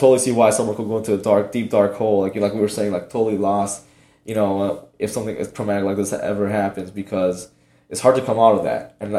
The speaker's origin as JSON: {"language": "English", "town": "Miami", "region": "Florida", "country": "United States", "tie": "born or raised there", "said": "Like I said, growing up in Miami, like parents didn't have much. We never went on vacation and whatnot."}